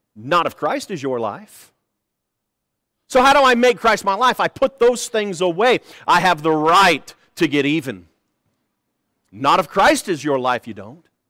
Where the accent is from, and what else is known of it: United States